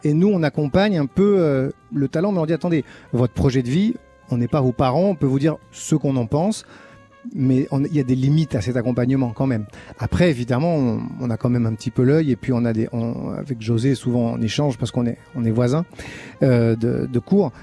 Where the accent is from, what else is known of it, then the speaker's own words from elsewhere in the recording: Chambéry, Auvergne-Rhône-Alpes, France; j'étais un peu d'une génération charnière parce que j'ai grandi à Chambéry